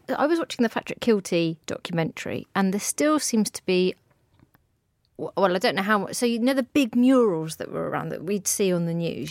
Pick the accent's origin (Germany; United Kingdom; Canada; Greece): United Kingdom; England; I think I'm English